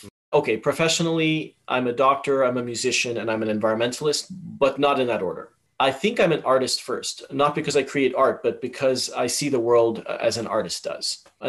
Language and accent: English; Tanzania; also born or lived in Malawi / Zambia / Yemen / United Kingdom; now in Canada; I was raised in Tanzania, lived in Malawi, Zambia, Yemen, the United Kingdom, Europe, and Canada, obviously.